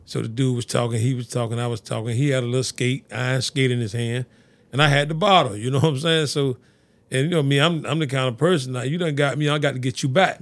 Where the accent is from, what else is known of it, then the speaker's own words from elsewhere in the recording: Fort Lauderdale, Florida, United States; I grew up on Sixth Street over in the city, city of Fort Lauderdale